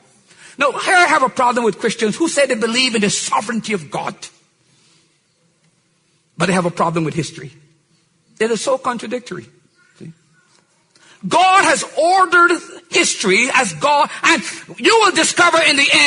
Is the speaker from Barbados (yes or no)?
yes; Barbados; I was born in Barbados